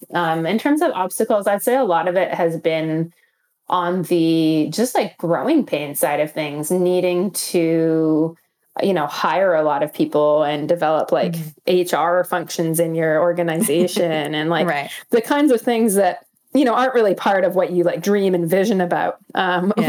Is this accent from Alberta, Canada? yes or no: yes; Northern Alberta, Canada; also born or lived in Calgary; I grew up in Northern Alberta